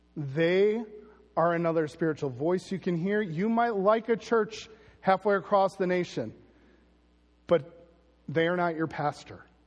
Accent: United States; as Americans

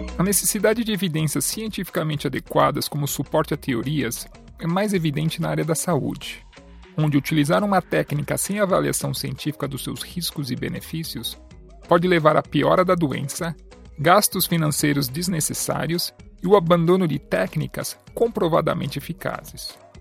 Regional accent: São Paulo, Brazil; moved away as an adult; now in Canada; Eu sou natural da cidade de São Paulo, do bairro do Tatuapé, mas atualmente moro e pratico fisioterapia no Canadá

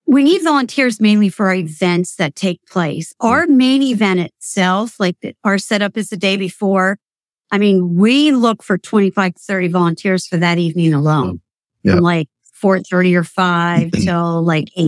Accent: Potter County, Pennsylvania, United States; moved away as an adult; now in Lancaster, United States; growing up in Potter County, I'm a country girl.

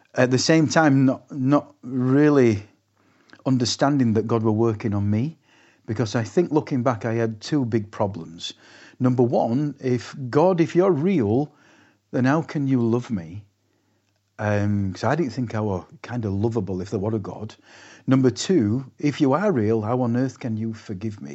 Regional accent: Castleford, Yorkshire and the Humber, United Kingdom; moved away as an adult; also born or lived in Leeds; now in Lerwick, United Kingdom; I gave my testimony in my hometown of Castleford

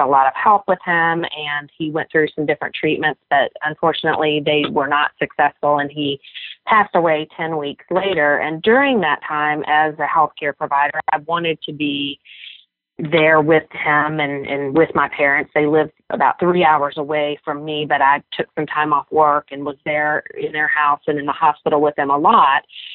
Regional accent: Memphis, Tennessee, United States; my hometown of Memphis

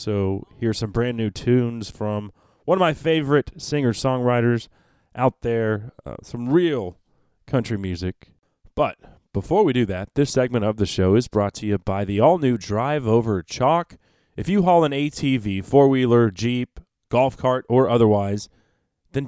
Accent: Dallas, Texas, United States; I grew up in Dallas, and I grew up outside every day

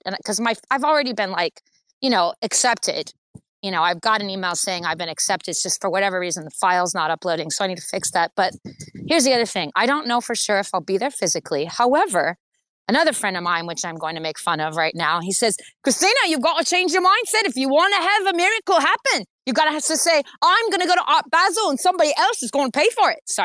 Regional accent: United States; now in Los Angeles, United States; I'm an American

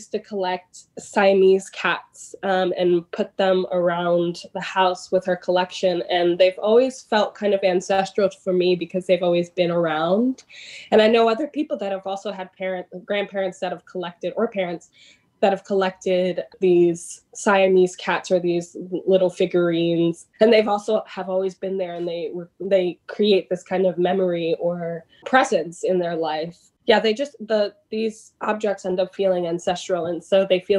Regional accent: New York City, New York, United States; I'm from Jamaica, Queens, an odd place to have a pool in a backyard, but it was an above ground pool that my family inherited when they bought this house in Jamaica, Queens, in Queens Village

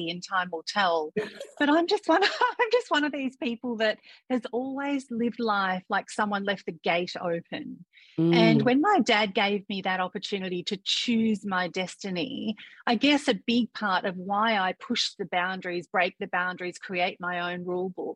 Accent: Victoria, Australia; moved away as an adult; also born or lived in Thailand; now in Koh Samui, Thailand; I was this Indian girl going to a country school in Victoria, Australia

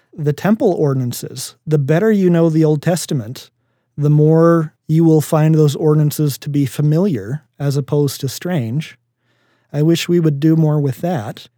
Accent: Minnesota, United States; I grew up in Minnesota

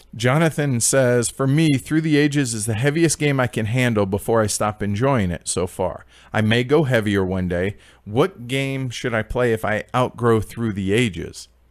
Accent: United States; being American

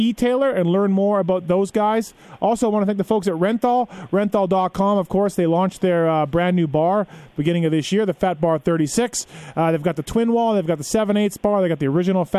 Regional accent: Canada; now in United States; my home country of Canada

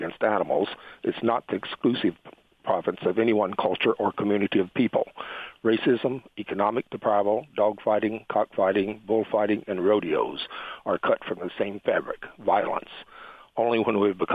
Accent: the South, United States; I'm from the South

